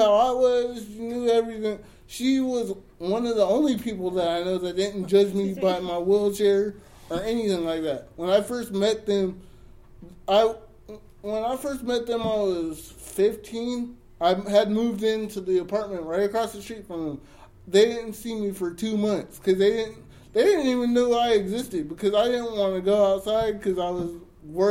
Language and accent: English; Jamaica; I'm Jamaican